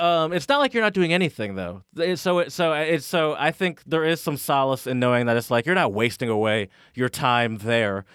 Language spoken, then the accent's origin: English; Michigan, United States; growing up in Michigan